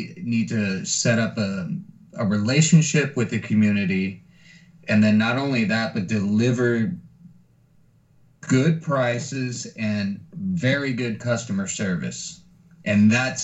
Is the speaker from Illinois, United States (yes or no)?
no; San Antonio, Texas, United States; growing up in San Antonio